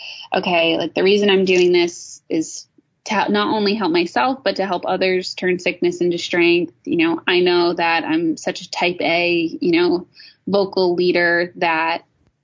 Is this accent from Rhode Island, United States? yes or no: yes; Rhode Island, United States; my hometown in Rhode Island